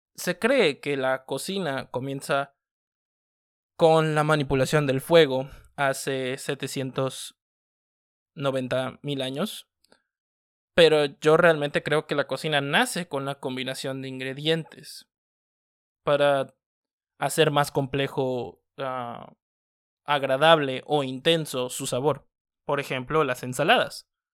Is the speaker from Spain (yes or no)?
no; Mexico; nos identifica como mexicanos